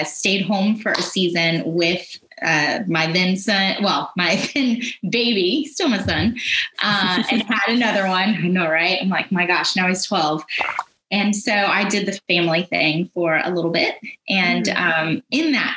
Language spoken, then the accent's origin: English; Florida, United States; moved away as an adult; also born or lived in Georgia; now in Atlanta area, Georgia, United States; I grew up in Florida, went to the University of Florida